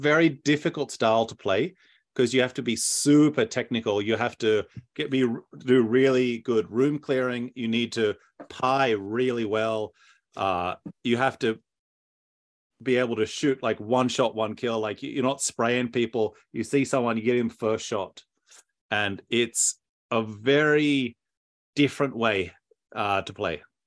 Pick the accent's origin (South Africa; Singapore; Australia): Australia; I'm, I'm Australian